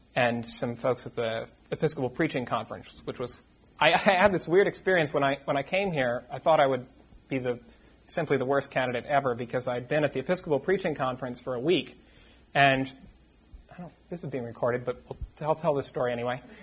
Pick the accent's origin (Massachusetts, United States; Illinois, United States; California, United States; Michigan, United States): Massachusetts, United States; Boston; moved away as an adult; also born or lived in Poughkeepsie, New York; I am originally from the Boston area